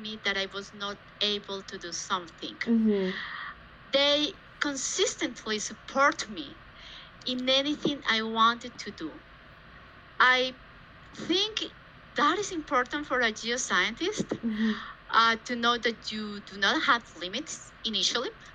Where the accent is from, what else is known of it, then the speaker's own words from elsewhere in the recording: Bogotá, Colombia; I was born actually in Bogota, mm-hmm. Colombia, South America, and I have spent all my childhood and actually university times here.